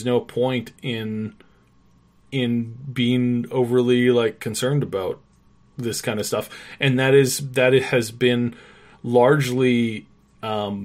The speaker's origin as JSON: {"language": "English", "country": "Canada", "said": "being a Canadian"}